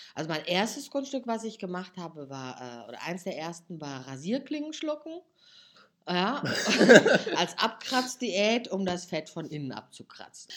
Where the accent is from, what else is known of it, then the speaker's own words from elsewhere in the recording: Giessen, Hesse, Germany; accent: Hessian; moved away as an adult; also born or lived in Hamburg; ich komme ursprünglich aus Hessen, also in Gießen bin ich aufgewachsen